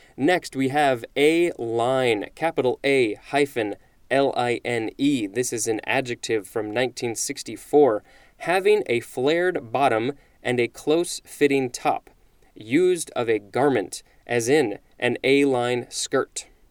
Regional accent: United States

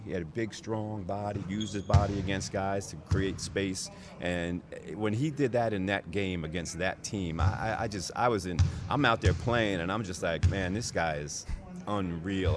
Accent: New Jersey, United States; growing up in New Jersey, um, close to New York City.

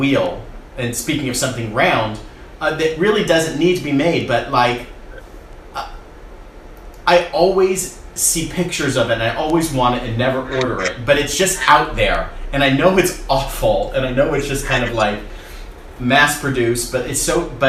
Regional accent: California, United States; we, as Californians

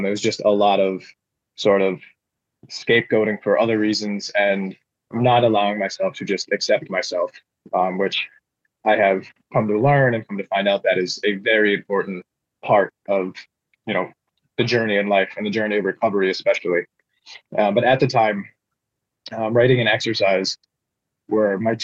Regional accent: Upper Peninsula of Michigan, United States; where I grew up in the Upper Peninsula of Michigan

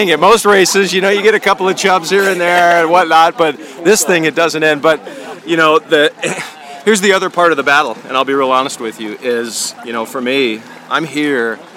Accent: Georgia, United States

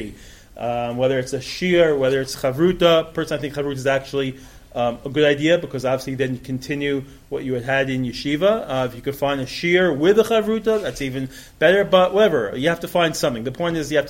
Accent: New York, United States; moved away as an adult; now in Israel; I grew up in New York

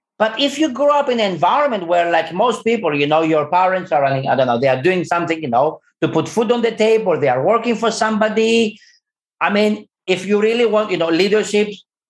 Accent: London, United Kingdom; moved away; I'm from London

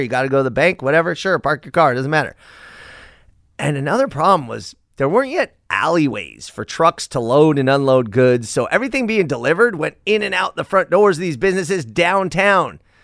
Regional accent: Los Angeles, California, United States; Sherman Way and Sepulveda, and that's, that's near my hometown

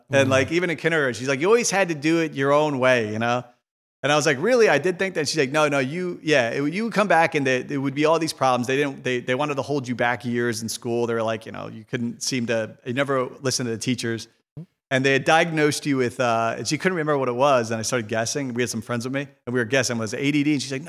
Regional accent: Ireland; Because, you know, as Catholic, especially as Irish people, you know, we're like, we don't think about business as good.

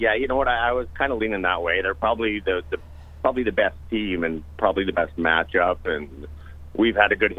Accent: Winnipeg, Manitoba, Canada; So I'm from Winnipeg, but I have family in Boston and the New England area

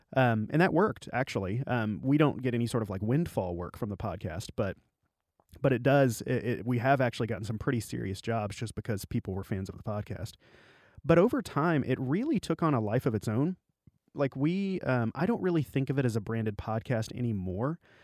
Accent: Arkansas Delta, United States; I grew up in the Delta of Arkansas

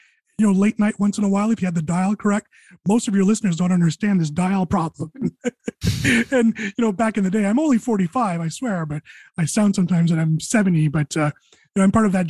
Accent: Quebec, Canada; I'm from French Canada.

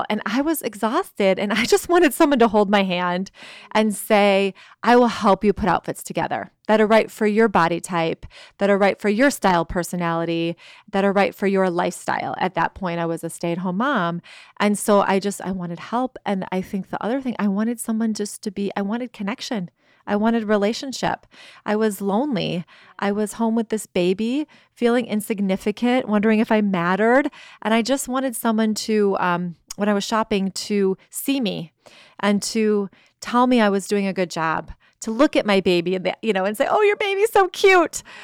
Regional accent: Chicago, Illinois, United States; moved away; also born or lived in California; From, yeah, I'm from Chicago in the Midwest

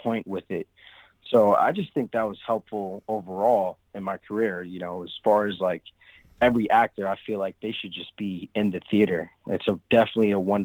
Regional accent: Englewood, New Jersey, United States; also born or lived in Brooklyn, New York; when I turned 8 years old, I ended up moving to New Jersey, and I was raised in Englewood, New Jersey

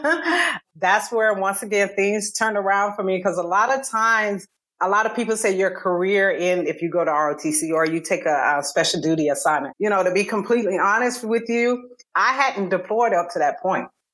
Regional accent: Columbus, Georgia, United States; moved away as an adult; also born or lived in Alabama / South Carolina; I'm originally from Georgia. So I was an hour and a half away from family in Columbus

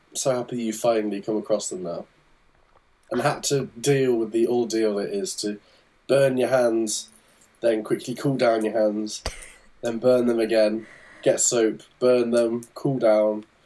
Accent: England, United Kingdom; as an English person.

